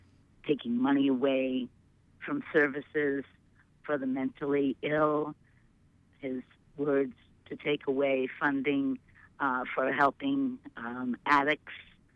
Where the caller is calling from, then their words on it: Portland, Maine, United States; I'm calling from Portland.